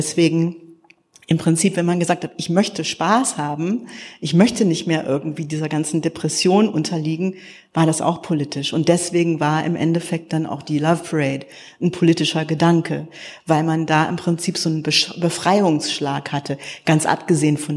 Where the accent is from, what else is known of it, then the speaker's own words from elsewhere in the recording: United States; Und ich als Amerikanerin kam an und dachte, das ist ja irre, die Leute in meinem Alter äh, entschuldigen sich immer noch für einen Krieg.